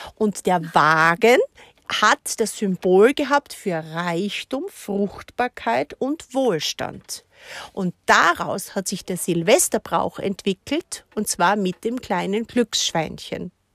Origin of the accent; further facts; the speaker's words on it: Austria; bei uns in Österreich